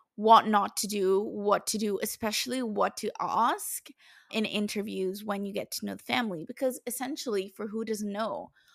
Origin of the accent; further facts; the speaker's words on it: Italy; moved away as an adult; my home country, which is Italy